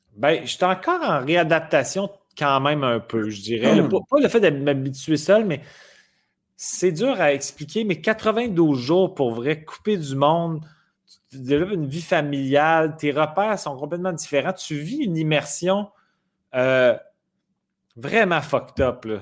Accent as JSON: {"language": "French", "town": "Quebec City", "region": "Quebec", "country": "Canada", "said": "Je viens de Québec"}